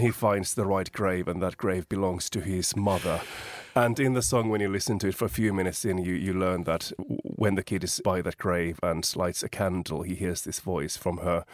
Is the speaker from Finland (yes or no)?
yes; Finland; moved away as an adult